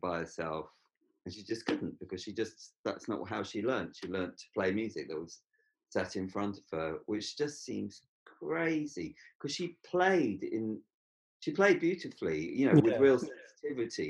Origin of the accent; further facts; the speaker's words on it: London, United Kingdom; as a Londoner